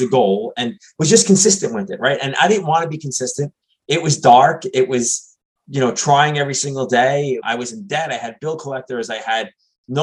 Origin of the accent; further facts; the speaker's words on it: New York City, New York, United States; now in New Jersey, United States; I grew up in New York City.